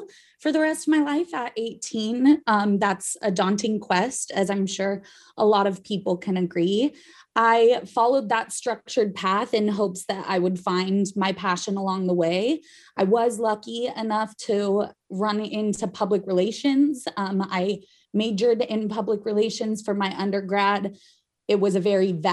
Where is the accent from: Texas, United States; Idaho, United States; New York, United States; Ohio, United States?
Idaho, United States; Growing up in Idaho